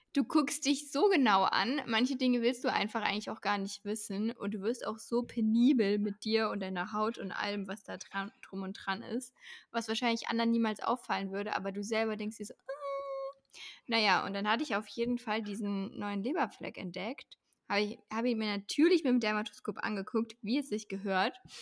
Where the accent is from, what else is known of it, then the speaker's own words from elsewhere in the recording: Leipzig, Saxony, Germany; ich komme halt aus Leipzig